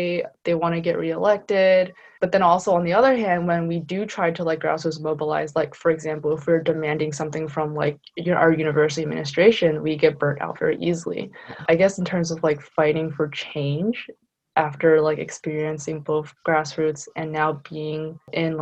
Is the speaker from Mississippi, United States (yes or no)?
no; Philadelphia, Pennsylvania, United States; as a Philly native